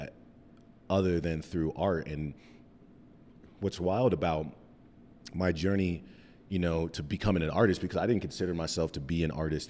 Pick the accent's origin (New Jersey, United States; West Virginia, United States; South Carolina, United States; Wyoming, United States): Wyoming, United States; Cheyenne; now in Denver, United States; I'm from Cheyenne, Wyoming. The thriving metropolis of Cheyenne, Wyoming. I moved to Denver in 2007